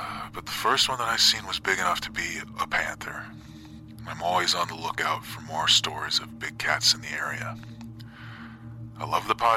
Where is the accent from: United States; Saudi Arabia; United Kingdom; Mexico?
United States; Southern Illinois; Until I was 18, I lived in a small town about 15 miles south of where I live now